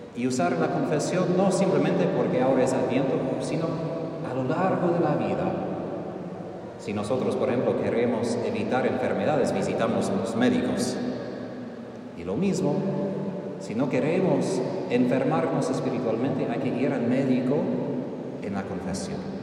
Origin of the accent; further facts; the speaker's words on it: Texas, United States; moved away; Yo soy del norte, yo soy de Texas